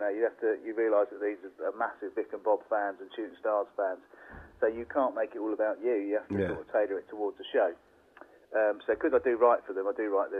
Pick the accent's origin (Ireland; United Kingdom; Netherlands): United Kingdom; London; it was a good outlet because I came from London, where I used to go to the comic stores as often as possible.